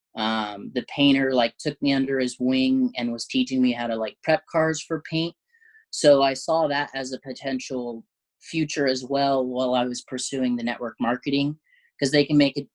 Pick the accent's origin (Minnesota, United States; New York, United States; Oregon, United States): Oregon, United States; Southern; now in Eugene, United States; I grew up in Southern Oregon, uh, which is like about three hours south from Eugene